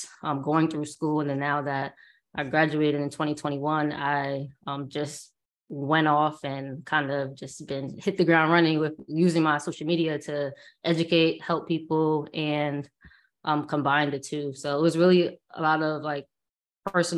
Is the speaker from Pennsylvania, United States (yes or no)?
no; Bridgeport, Connecticut, United States; I'm from Bridgeport, Connecticut